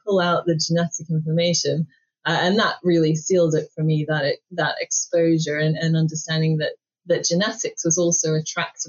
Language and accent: English; Sydney, New South Wales, Australia; now in Cambridge, United Kingdom; I grew up in Sydney in Australia